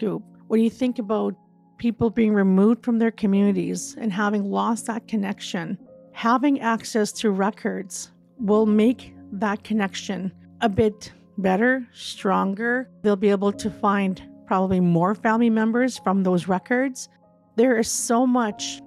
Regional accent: Pelican Narrows, Saskatchewan, Canada; originally from Northern Saskatchewan in Pelican Narrows, part of the Peter Ballantyne Cree Nation.

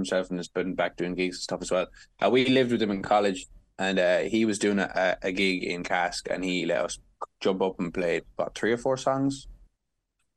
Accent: Youghal, Munster, Ireland; they just used to hand, as many Irish schools do, just hand you a tin whistle when you were in first class, I suppose. And for third class, then I picked up a concertina and I played a lot of trad in Yall in Cork.

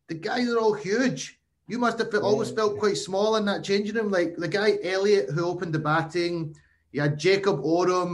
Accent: Glasgow, Scotland, United Kingdom; I'm from Glasgow

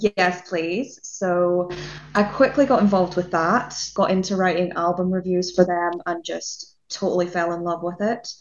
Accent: Northern Ireland, United Kingdom; moved away as an adult; now in Southampton, United Kingdom; I'm from Northern Ireland

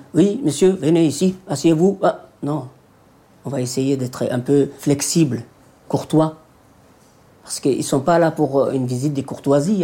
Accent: Djibouti; moved away; Je suis d'origine de Djibouti

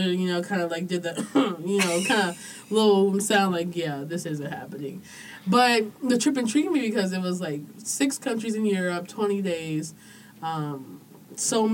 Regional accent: Oklahoma City, Oklahoma, United States; moved away; also born or lived in Maryland; So Oklahoma is pretty much all I knew growing up

